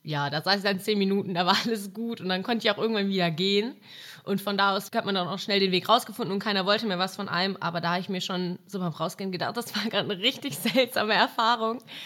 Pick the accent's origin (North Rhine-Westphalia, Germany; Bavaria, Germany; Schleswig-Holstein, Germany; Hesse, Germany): North Rhine-Westphalia, Germany; Mülheim an der Ruhr; moved away; bei mir in der Stadt, wo ich herkomme, aus Mülheim an der Ruhr